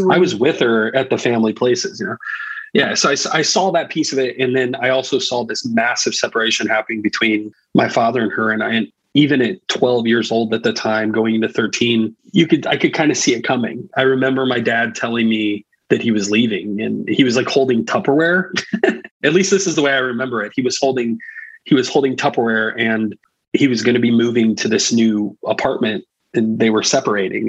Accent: Indiana, United States; also born or lived in Florida; I was born in Florida, and my parents uh, during the 80s decided that there, there, was more money to be made in Indiana and the RV industry. My dad mm. was in construction and things. And so we moved to Indiana, and I've been in Indiana for the better part of my life, for most of my life. So I live in Northern Indiana

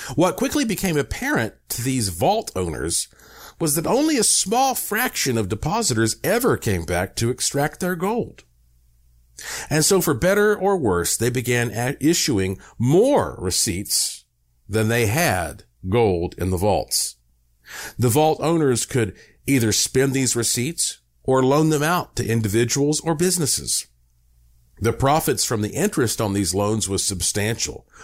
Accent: United States; I'm an American

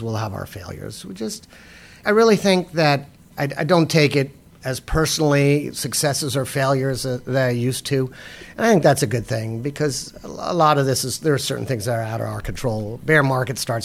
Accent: United States; as an American

